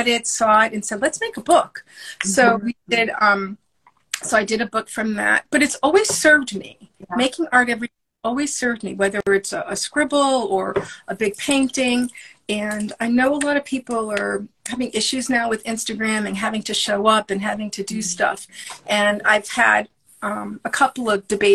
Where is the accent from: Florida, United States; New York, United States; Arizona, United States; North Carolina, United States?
New York, United States; New York City; now in New England, United States; I live in New England, and I'm originally from Brooklyn